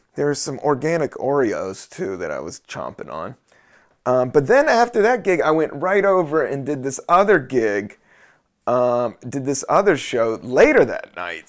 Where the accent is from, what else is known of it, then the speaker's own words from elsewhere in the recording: United States; I'm American